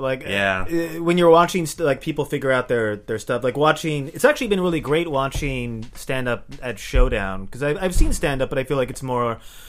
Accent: Southern California, United States; moved away; also born or lived in Santa Cruz; I'm from Southern California originally.

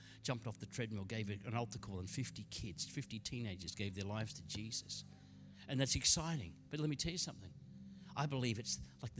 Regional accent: Queensland, Australia; You know, growing up in Queensland, I was privileged. A couple of the homes we lived in had these magnificent Bowen mango trees.

